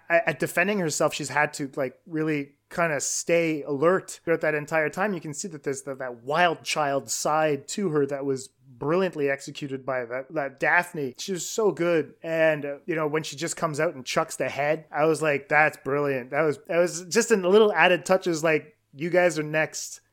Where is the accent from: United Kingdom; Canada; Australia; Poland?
Canada; I'm Canadian